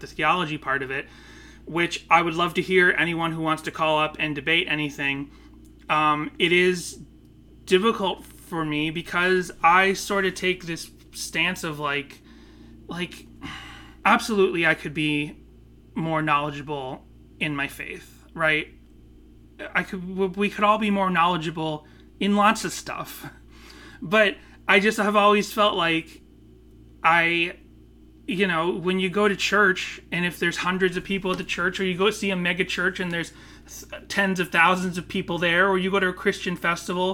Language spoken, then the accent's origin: English; Northeast, United States; growing up in the Northeast, where it's like less Bible Belt stuff